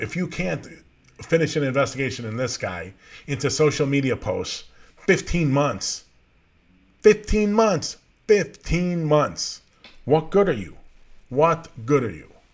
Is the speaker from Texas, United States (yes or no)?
no; Norridge, Illinois, United States; I grew up in Norwich, just outside of Chicago, just outside of the city, right by O'Hare Airport.